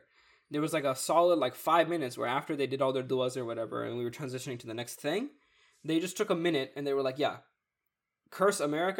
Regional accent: Pakistan; no, I'm from Pakistan."

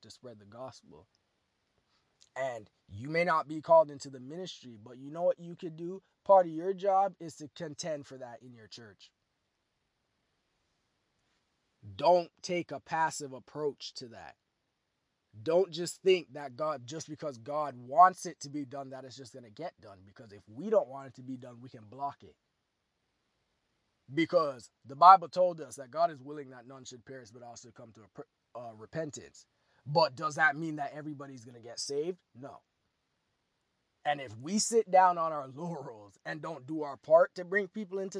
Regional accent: Toronto, Ontario, Canada; my hometown, Toronto, Ontario

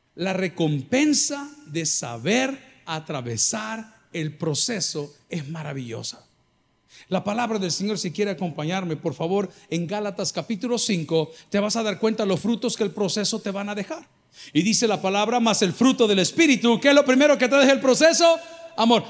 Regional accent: El Salvador; los salvadoreños que estamos aquí

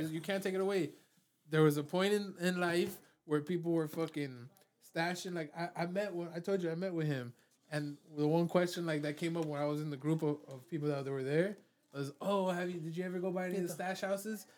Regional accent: Miami, Florida, United States; also born or lived in California; I was born in Mount Sinai Hospital because my parents lived in a one one in North Miami Beach

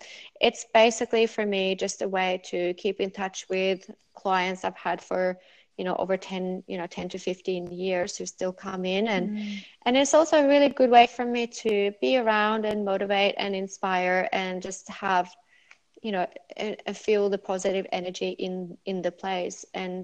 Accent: Norway; English is a second language; moved away; Yeah, I'm from Norway. I grew up there.

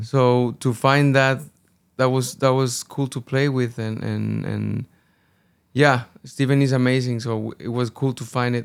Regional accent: Guadalajara, Jalisco, Mexico; born or raised there; first language Spanish; English is a second language; moved away as an adult; also born or lived in United Kingdom

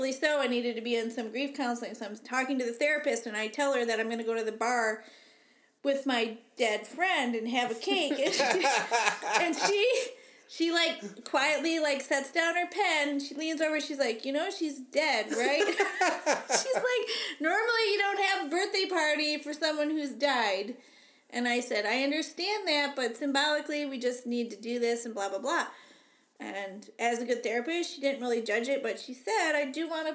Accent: Pontiac, Michigan, United States; I was born in Pontiac, Michigan

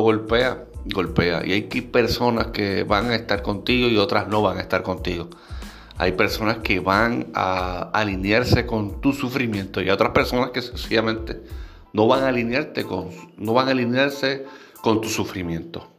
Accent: Puerto Rico; mi país, Puerto Rico.

